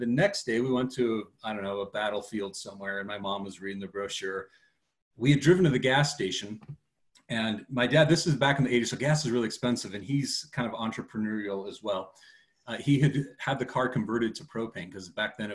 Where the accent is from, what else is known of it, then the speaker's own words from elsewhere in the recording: Seattle, Washington, United States; we're from the Seattle area.